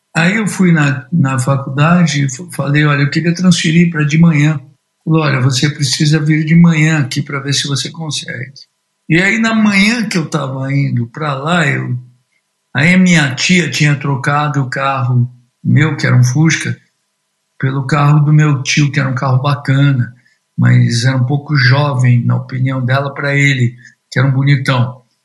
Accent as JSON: {"language": "Portuguese", "region": "São Paulo", "country": "Brazil", "tie": "born or raised there", "moved": "as an adult", "lives_now": "London, United Kingdom", "said": "eu nasci na cidade de São Paulo, no alto da Lapa, que chamava City Lapa"}